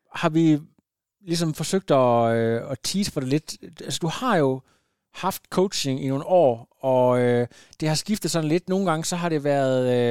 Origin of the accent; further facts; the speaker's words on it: Ringkøbing, Central Denmark Region, Denmark; moved away; jeg er jo ud fra Ringkøbing, det er ikke så langt herfra